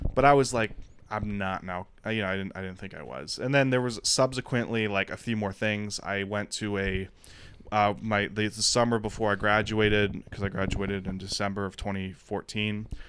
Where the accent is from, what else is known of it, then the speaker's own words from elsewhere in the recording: Detroit, Michigan, United States; moved away as an adult; also born or lived in Austin / Los Angeles / New York City; Born and raised in Detroit, so alcoholism was around my enti-, my family my entire life